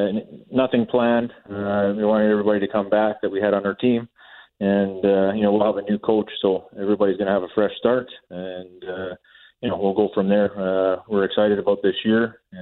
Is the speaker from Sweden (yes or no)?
no; Minnedosa, Manitoba, Canada; Well, I think it's every Manitoba kid wants to play for the Wheat Kings.